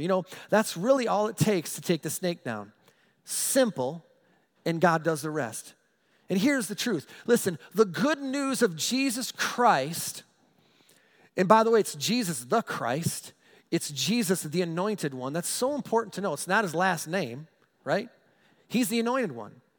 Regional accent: United States; I'm an American. Proud to be an American

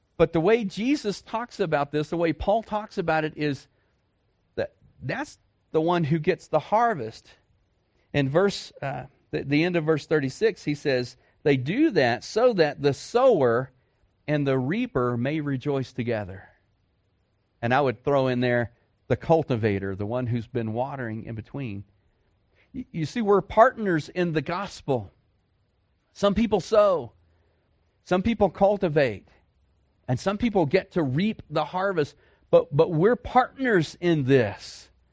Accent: Dallas, Texas, United States; I grew up in a city. I grew up in Dallas Fort Worth

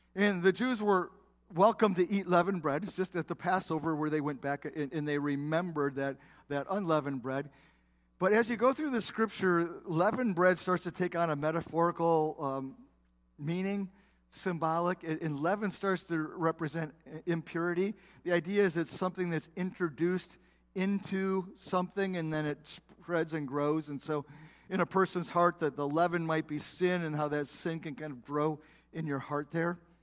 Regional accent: South Bend, Indiana, United States; now in Waterford, United States; I grew up in South Bend, Indiana

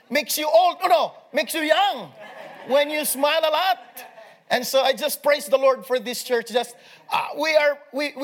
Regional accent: Philippines; I am coming from the Philippines

